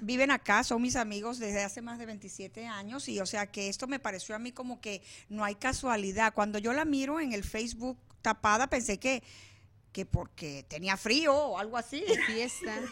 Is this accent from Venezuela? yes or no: yes; Venezuela; also born or lived in Palestine; now in Arizona, United States; nací en Venezuela